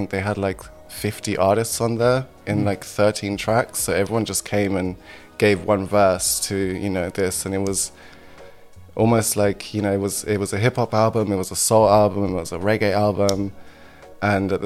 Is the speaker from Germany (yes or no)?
yes; Germany; now in United Kingdom; I was born in Germany. Mm-hmm. And this was in the 90s in Germany. So we had to kind of give a context of like the social environment that I grew up in a small town in Germany.